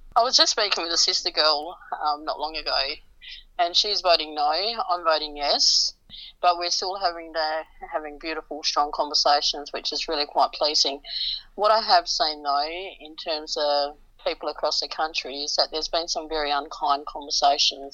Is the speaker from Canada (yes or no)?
no; Western Australia, Australia; In Western Australia, my home state